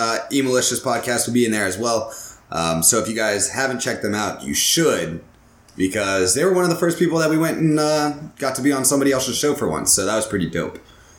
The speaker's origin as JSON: {"language": "English", "country": "United States", "said": "I'm from America."}